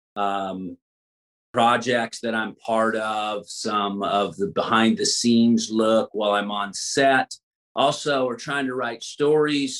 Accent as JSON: {"language": "English", "region": "Louisiana", "country": "United States", "also_born_or_lived": "Texas", "moved": "yes", "lives_now": "Los Angeles, United States", "said": "I'm from Louisiana, but I lived in Texas all the all, all my mm-hmm. years prior to coming to Los Angeles"}